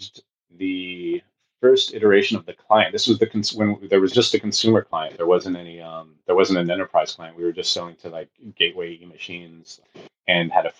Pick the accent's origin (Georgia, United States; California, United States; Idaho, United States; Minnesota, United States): California, United States; Bay Area; also born or lived in San Diego; I came back up to the Bay Area. I'm from the Bay Area